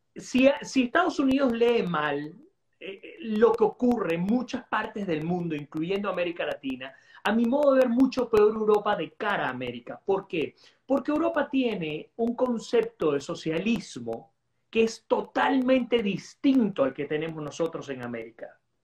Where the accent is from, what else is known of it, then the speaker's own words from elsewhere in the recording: Venezuela; como venezolano